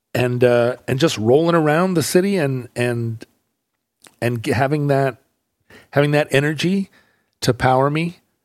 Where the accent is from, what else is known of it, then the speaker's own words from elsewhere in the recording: Alaska, United States; now in Seattle, United States; I grew up in Alaska, hockey